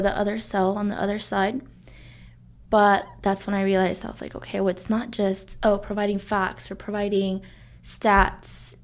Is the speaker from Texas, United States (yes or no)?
yes; Arlington, Texas, United States; We grew up in Arlington